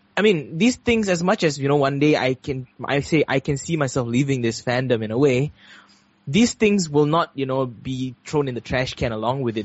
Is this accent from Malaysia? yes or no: yes; Malaysia; we're Malaysian